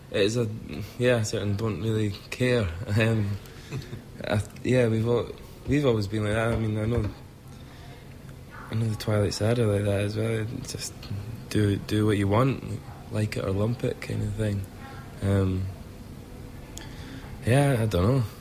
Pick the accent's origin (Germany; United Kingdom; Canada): United Kingdom; Scotland; accent: Scottish; being Scottish doesn't. I never think about being Scottish.